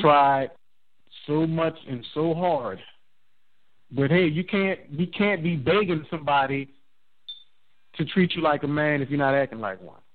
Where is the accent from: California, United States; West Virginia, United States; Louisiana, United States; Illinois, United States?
Louisiana, United States; New Orleans; I'm from New Orleans.